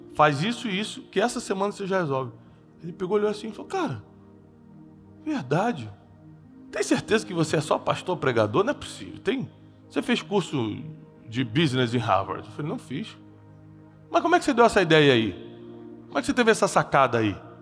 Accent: Brazil; eu sou brasileiro, publicando em Portugal

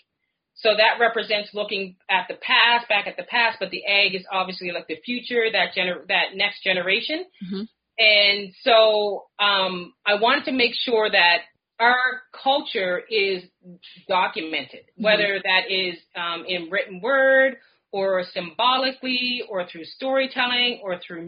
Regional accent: Nova Scotia, Canada; I am African Nova Scotian. And to be African Nova Scotian means to be from one of the over 52 historic

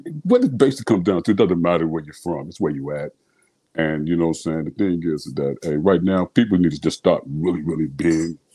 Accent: Chicago, Illinois, United States; Growing up in Chicago

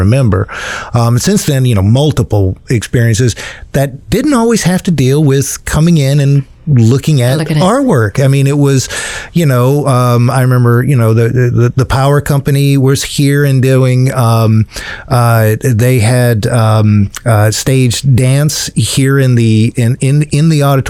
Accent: South Carolina, United States; growing up in South Carolina, not really knowing Columbia

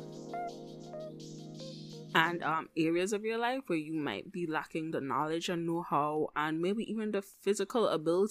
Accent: Antigua & Barbuda; moved away; growing up in the Caribbean

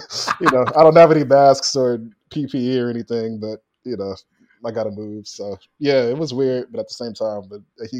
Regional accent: Detroit, Michigan, United States; moved away as an adult; born and raised in Detroit

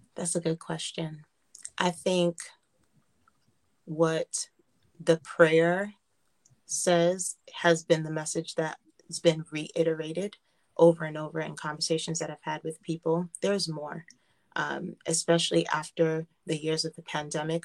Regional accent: United States; I was born and raised in America, um, I feel like I was born and raised in Haiti.

